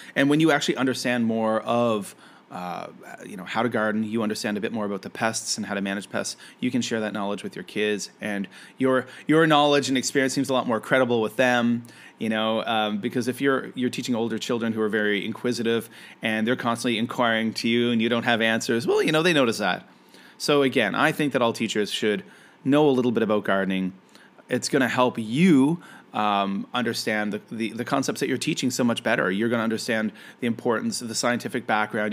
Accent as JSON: {"language": "English", "country": "Canada", "said": "I am a Canadian"}